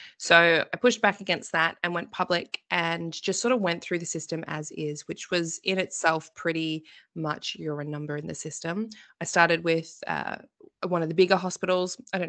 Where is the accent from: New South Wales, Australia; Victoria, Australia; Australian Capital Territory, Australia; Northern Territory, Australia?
Victoria, Australia; But we are originally from Victoria as well. So a lot of our family is here. And we are due to move to Queensland in about 3 months' time. So we move a lot.